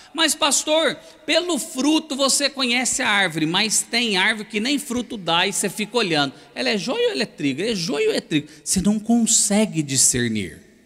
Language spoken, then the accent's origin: Portuguese; Itajubá, Minas Gerais, Brazil; moved away as an adult; now in São Paulo, Brazil; eu sou mineiro do sul de Minas, Itajubá. Então, eu sou um mineiro que já vive em São Paulo há uns 20 e poucos anos